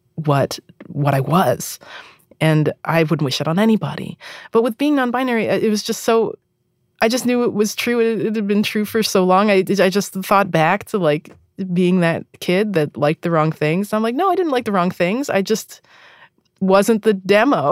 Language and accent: English; East Coast, United States; I'm from the East Coast